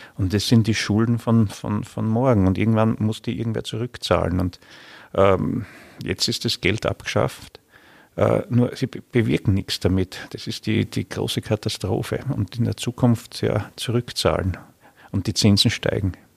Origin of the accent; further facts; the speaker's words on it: Styria, Austria; bei uns in der Steiermark